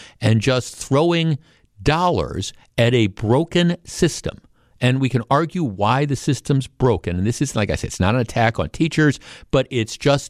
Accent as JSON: {"language": "English", "town": "Glendale", "region": "Wisconsin", "country": "United States", "tie": "born or raised there", "said": "if I had been walking down the street of the neighborhood I grew up in Glendale"}